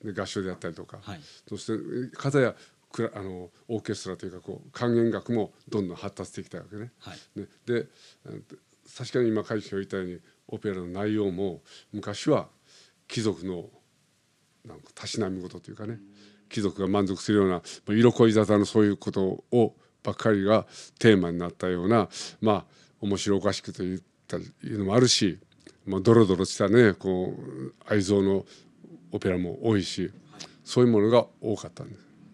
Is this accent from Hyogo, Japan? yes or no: no; Osaka, Japan; moved away as an adult; now in Tokyo, Japan; 僕は生まれ大阪で生まれた